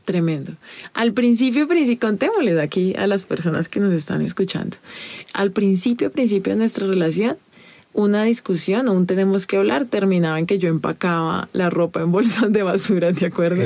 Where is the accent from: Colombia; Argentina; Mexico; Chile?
Colombia; a mí como colombiana